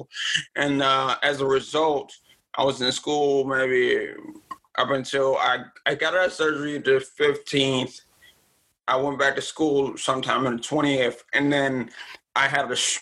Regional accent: Maryland, United States; also born or lived in Richmond, Virginia; Then I moved to Maryland when I was about six

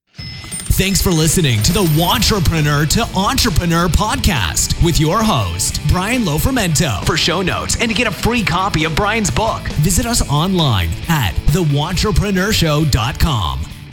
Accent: Boston, Massachusetts, United States; Boston, Massachusetts, my hometown

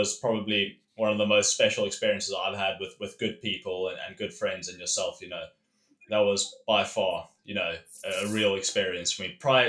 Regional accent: Cape Town, Western Cape, South Africa; I grew up in Cape Town with both the oceans on my doorstep, spent a good 10 years in the sticks of, you know, Africa, South Africa, where I was quite far from the ocean.

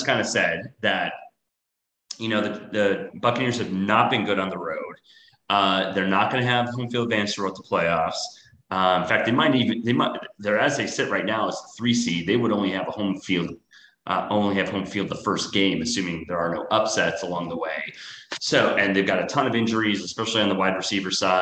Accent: Wisconsin, United States; moved away as an adult; also born or lived in San Francisco; now in Miami, United States; I am from Wisconsin, so I'm a diehard Packers fan.

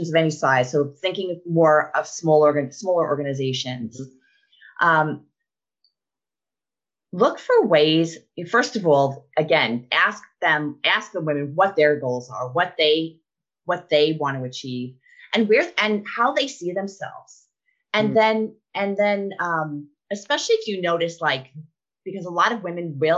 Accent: New York, United States; now in Arkansas, United States; before I moved to Arkansas, and I'm from New York

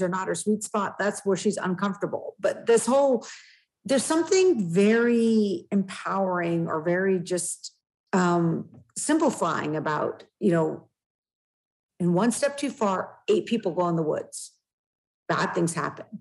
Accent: West Coast, United States; now in New Hampshire, United States; I'm also from the West Coast

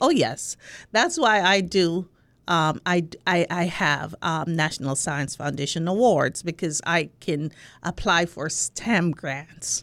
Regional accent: Spanish Town, Saint Catherine, Jamaica; accent: Jamaican; moved away as an adult; also born or lived in New York; I'm from Jamaica, from, um, Spanish Town, Jamaica

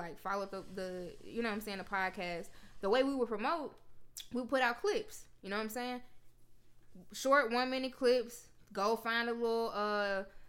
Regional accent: Memphis, Tennessee, United States; we went to Tennessee State, but I'm from Memphis

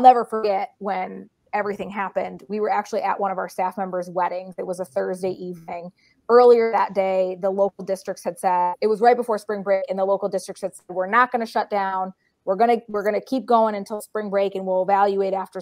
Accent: Massachusetts, United States; moved away as an adult; having grown up in Massachusetts

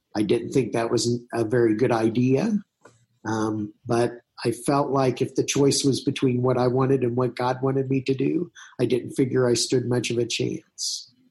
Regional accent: southern Indiana, United States; moved away as an adult; also born or lived in French Lick, Indiana / Huntingburg, Indiana / Whiteland, Indiana; now in Boulder, United States; I grew up um, in small in churches in southern Indiana.

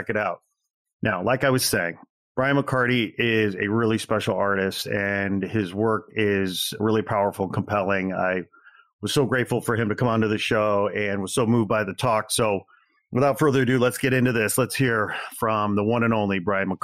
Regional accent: Chicago, Illinois, United States; I'm from Chicago land originally

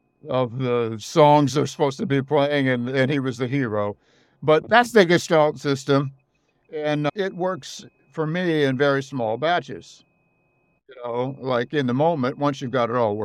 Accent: the Midwest of the United States, United States; I grew up in the Midwest of the United States

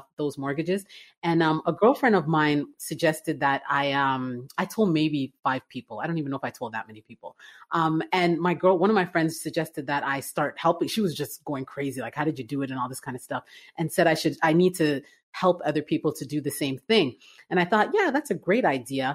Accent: Toronto, Ontario, Canada; moved away as an adult; now in Atlanta, United States; I'm originally from Canada. I was born and raised in Toronto

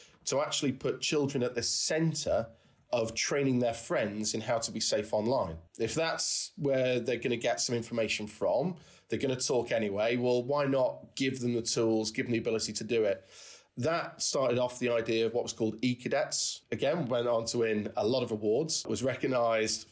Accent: the Wirral, North West England, United Kingdom; I grew up in the Wirral, and going shopping to Birkenhead

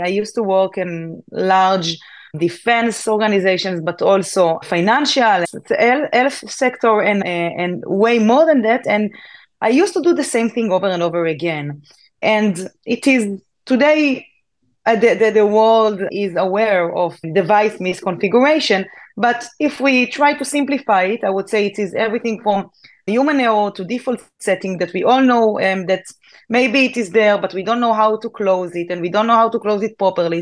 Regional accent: Israel; I'm from Israel. So in Israel, we must join the army.

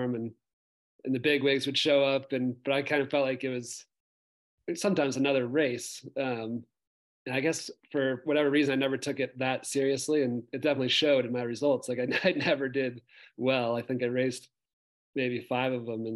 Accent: United States; I grew up on the other side of the lake

